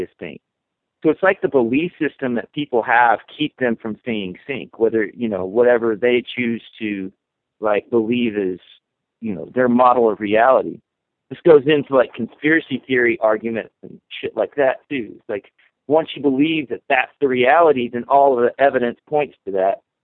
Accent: the Bible Belt, United States; when I was growing up in the Bible Belt

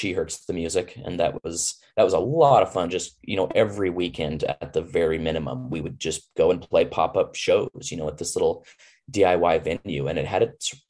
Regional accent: Boise, Idaho, United States; moved away as an adult; also born or lived in Alaska; growing up in Boise

